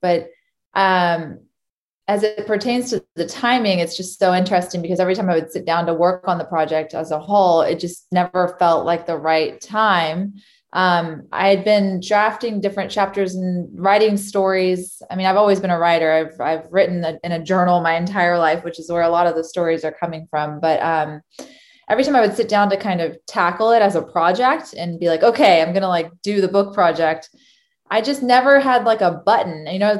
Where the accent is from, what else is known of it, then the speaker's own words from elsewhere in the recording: Texas, United States; moved away as an adult; now in Chicago, United States; I moved from Texas to go to college in Chicago, and I studied journalism